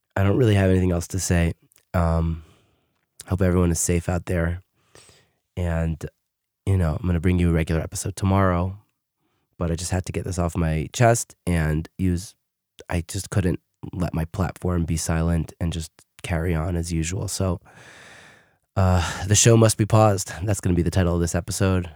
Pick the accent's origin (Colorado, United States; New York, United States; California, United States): New York, United States; New York City; moved away as an adult; also born or lived in Queens, New York; now in Israel; I live in Israel, but I did grow up in America. I grew up in Brooklyn, New York